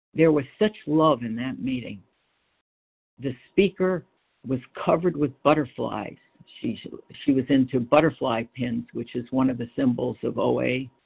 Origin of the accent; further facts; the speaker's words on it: Freeport, New York, United States; moved away as an adult; also born or lived in Brooklyn, New York / Batavia, Illinois; I was born in Brooklyn. We lived in Brooklyn, and then we moved out to a little town on Long Island called Freeport